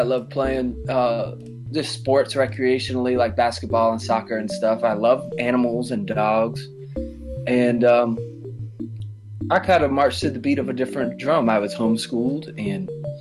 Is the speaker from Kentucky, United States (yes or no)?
no; Orlando, Florida, United States; now in Asheville, United States; I was born in Florida, in Orlando, Florida